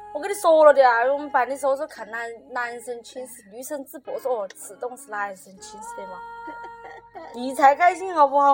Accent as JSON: {"language": "Chinese", "region": "Sichuan", "country": "China", "accent": "Sichuanese", "said": "我们说四川话能听得懂吧？"}